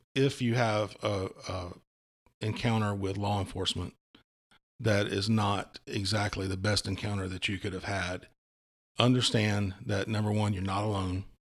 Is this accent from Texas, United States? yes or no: no; Walterboro, South Carolina, United States; I grew up in Walterboro, um, you know, in a double wide trailer on a farm